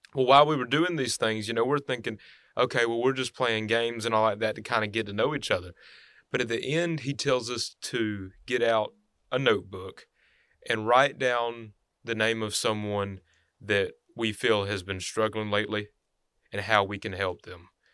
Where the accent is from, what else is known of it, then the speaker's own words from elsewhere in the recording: Henry County, Alabama, United States; I'm from Henry County